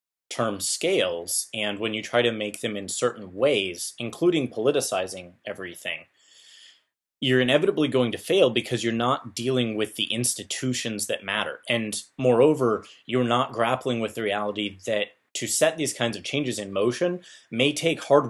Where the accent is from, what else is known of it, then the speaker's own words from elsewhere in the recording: United States; we Americans